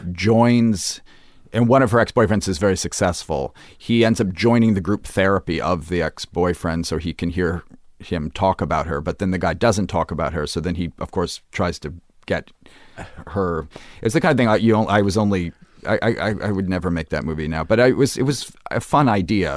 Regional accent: Brooklyn, New York, United States; I grew up in Brooklyn

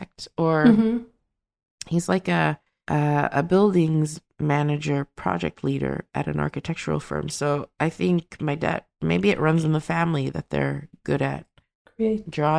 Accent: Sweden; I grew up in Sweden

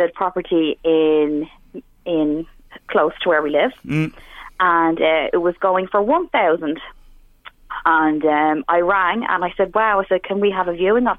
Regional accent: Dublin, Leinster, Ireland; moved away as an adult; now in Drogheda, Ireland; I'm originally from Dublin

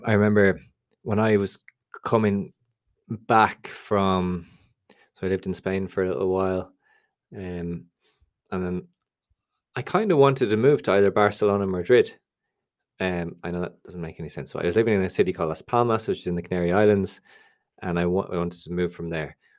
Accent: Dublin, Leinster, Ireland; I'm obviously from Dublin

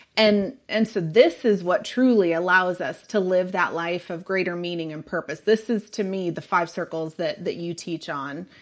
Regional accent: Sonoma County, California, United States; also born or lived in San Diego, California; now in Texas, United States; originally, I am from Sonoma County

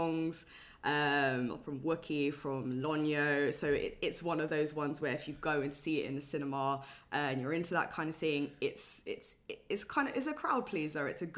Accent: London, United Kingdom; I grew up in London, North London as well

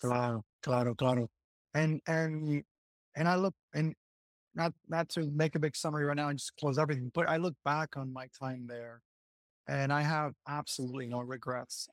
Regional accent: Puerto Rico; first language Spanish; English is a second language; also born or lived in United States / Sydney, Australia; I've been born, raised here, lived in the States a few years, so that's where I picked up the English

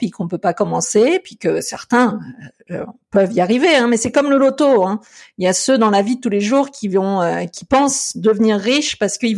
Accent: France; now in Canada; j'ai un petit peu cette attitude là que je suis français un petit peu dans l'âme, c'est vrai, je peux pas le renier

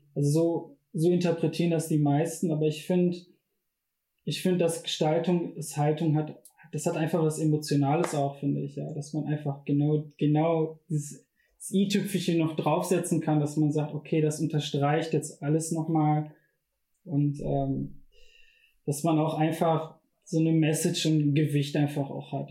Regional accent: Bochum, North Rhine-Westphalia, Germany; ich bin in einer Gegend aufgewachsen in Bochum

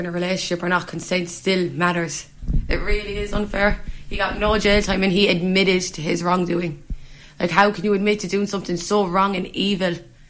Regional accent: Limerick, Munster, Ireland; This is my hometown. And I can't even walk those streets without feeling fear

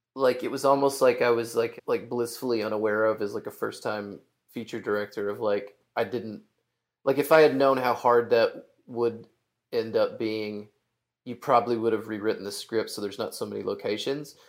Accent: Hot Springs, Arkansas, United States; I'm from Arkansas. I'm from Hot Springs

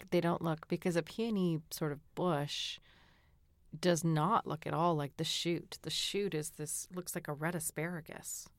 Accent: Massachusetts, United States; growing up in Massachusetts, we lived, um, there's a big, big hill with a little pond behind our house

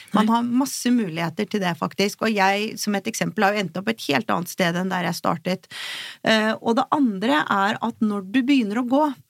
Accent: Oslo, Norway; jeg er fra Oslo, og bor her

